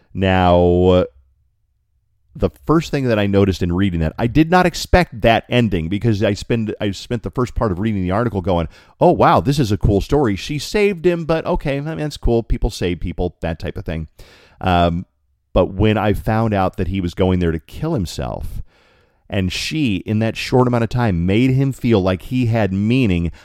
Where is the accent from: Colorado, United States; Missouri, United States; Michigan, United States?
Colorado, United States; from Colorado.